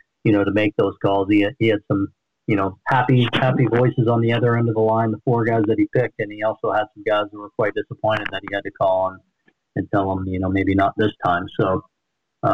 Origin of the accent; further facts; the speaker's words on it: East Coast, United States; moved away as an adult; also born or lived in Utah, US (BYU) / Western US; growing up on the East Coast